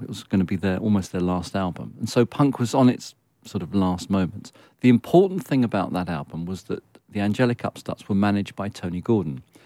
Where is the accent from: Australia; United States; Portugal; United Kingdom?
United Kingdom; London; I was born in Hampstead, and I lived in Muzzle Hill.